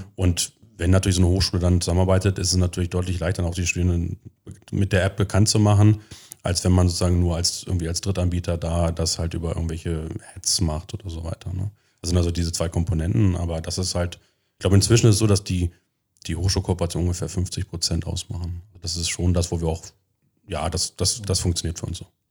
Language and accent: German; Göttingen, Lower Saxony, Germany; moved away as an adult; also born or lived in United States; now in Magdeburg, Germany; ursprünglich komme ich aus Göttingen. Da habe ich 20 Jahre gelebt, bin dort zur Schule gegangen